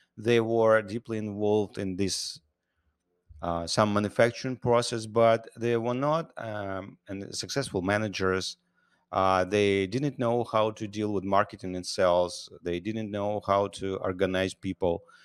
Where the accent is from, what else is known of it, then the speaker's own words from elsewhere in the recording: Siberia, Russia; also born or lived in Ukraine / New York, United States; now in United States; I was born in Russia, in Siberia. I'm a Ukrainian citizen.